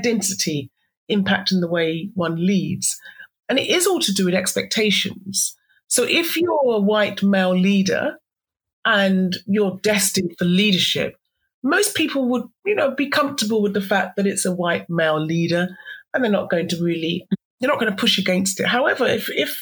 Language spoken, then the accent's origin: English; Somerset, South West England, United Kingdom; also born or lived in Devon; I grew up in Somerset, so I'm a Somerset person.